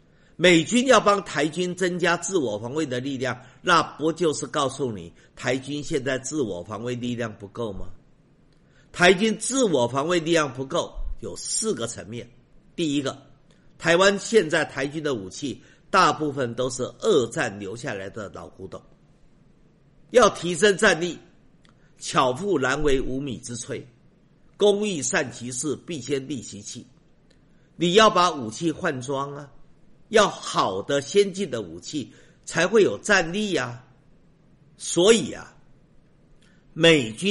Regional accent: China; 我不与苟同。我们中国人厚道，所以我先从好的来说。

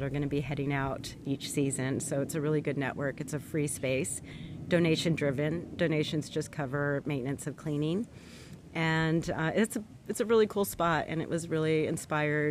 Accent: Los Angeles, California, United States; moved away as an adult; now in La Cruz de Huanacaxtle, Mexico; I grew up in Southern California, Los Angeles, near the Santa Monica area, and spent a lot of time as a child going to the beaches.

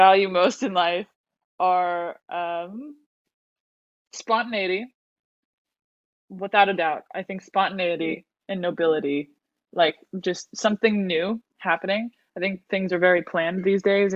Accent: Bay Area, California, United States; moved away as an adult; also born or lived in South America; now in Los Angeles, United States; I live in LA. I'm from South America, but I grew up in the Bay Area

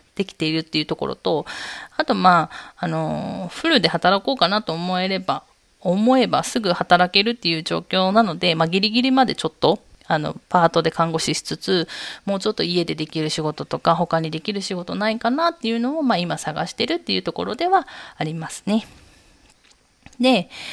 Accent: Miyazaki, Japan; moved away as an adult; also born or lived in Seoul, South Korea; 宮崎生まれ、宮崎育ちでして、日本では宮崎以外に住んだことはないですね

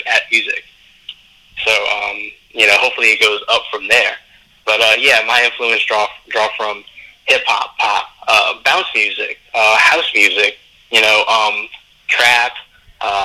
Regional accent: New Orleans, Louisiana, United States; I come from New Orleans.

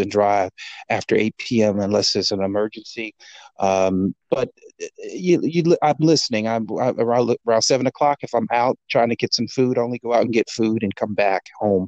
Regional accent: Gary, Indiana, United States; moved away as an adult; born and raised in Gary, Indiana

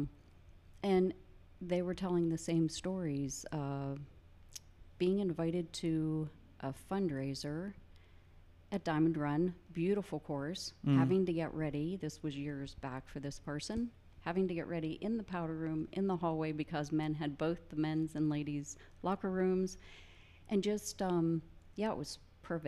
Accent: Indiana, Pennsylvania, United States; Indiana, PA, about 60 miles east, small college town. Grew up in a neighborhood mostly full of boys

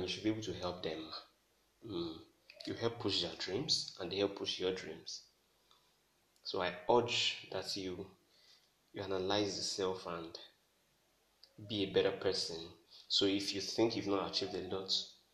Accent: Nigeria; I'm a Nigerian

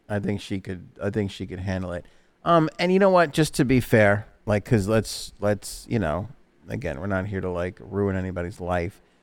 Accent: New York City, New York, United States; we grew up in New York City

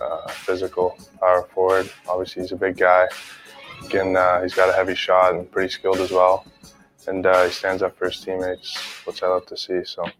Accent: Toronto, Ontario, Canada; I play for the Windsor Spitfires. I'm a left winger, and I'm from Toronto.

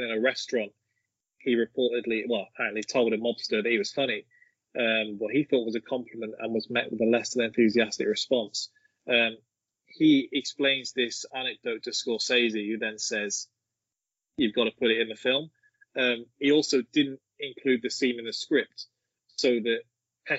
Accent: Brockworth, South West England, United Kingdom; I am from Brockworth.

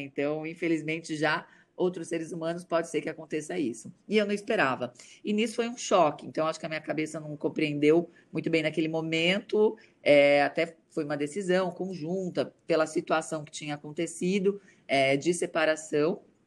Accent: Santo André, São Paulo, Brazil; moved away; also born or lived in Alphaville; eu venho de Santo André, da periferia de Santo André

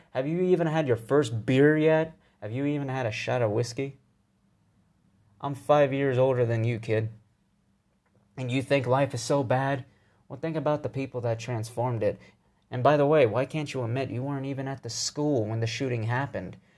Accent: United States; I'm an American

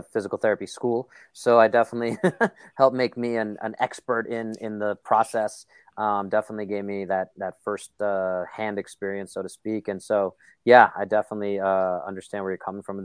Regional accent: New York City, New York, United States; moved away; I'm from Brooklyn. So, you know, we're just very negative, cynical people, as I've been told, especially as I've moved away from New York. People are like, why are you so cynical? Like, I'm how I grew up. I'm a New Yorker

